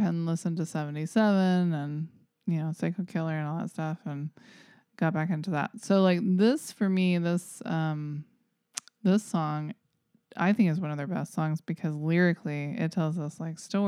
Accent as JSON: {"language": "English", "region": "the South", "country": "United States", "said": "I'm from the South"}